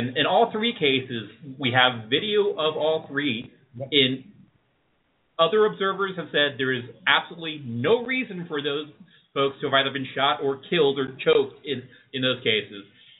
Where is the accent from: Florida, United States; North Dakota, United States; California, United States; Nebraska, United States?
Florida, United States; Miami; I grew up in Miami, and I grew up at a white kid from public school, a minority growing up